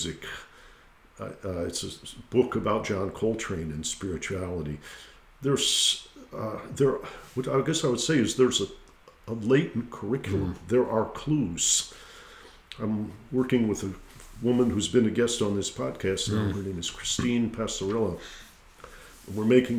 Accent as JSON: {"language": "English", "town": "Detroit", "region": "Michigan", "country": "United States", "said": "I'm from Detroit"}